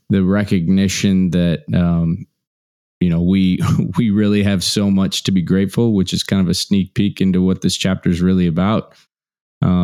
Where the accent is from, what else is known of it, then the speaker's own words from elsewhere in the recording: Midwest, United States; I was raised in Midwest humble roots.